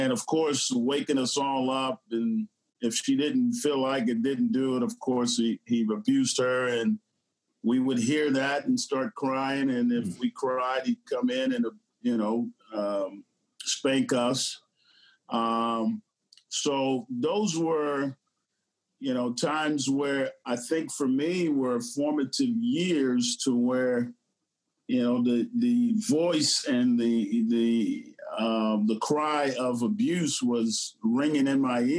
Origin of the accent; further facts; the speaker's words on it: Bunkie, Louisiana, United States; moved away; also born or lived in Houston, Texas; I grew up in Bunky, Louisiana